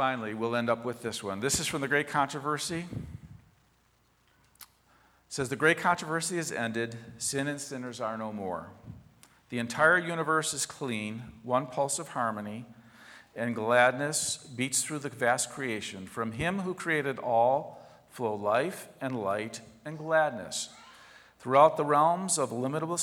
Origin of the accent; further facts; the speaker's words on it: Chicago, Illinois, United States; the neighborhood I grew up in Southwest Chicago